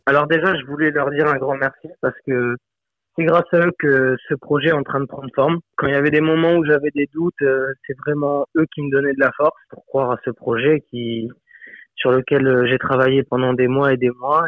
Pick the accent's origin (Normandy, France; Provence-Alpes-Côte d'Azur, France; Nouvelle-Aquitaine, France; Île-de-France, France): Provence-Alpes-Côte d'Azur, France; Fréjus; je suis originaire du sud de la France, euh, à la base de Fréjus-Saint-Raphaël